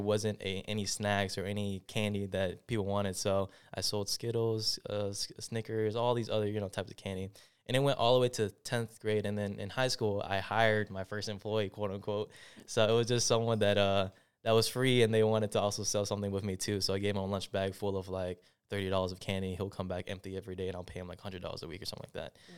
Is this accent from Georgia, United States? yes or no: yes; Clarkston, Georgia, United States; also born or lived in Atlanta, Georgia / Stone Mountain, Georgia / Decatur, Georgia; I was born and raised in Clarkston, moved to Stone Mountain, and now I'm in Decatur